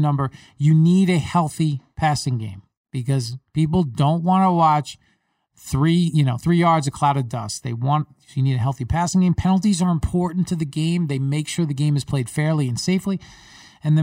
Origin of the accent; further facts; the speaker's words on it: New York, United States; I grew up in New York.